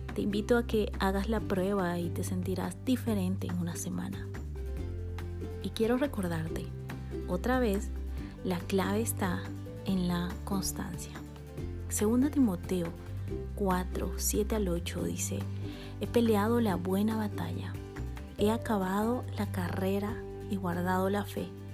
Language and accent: Spanish; Bolivia; now in Guatemala; boliviana por amor y nacimiento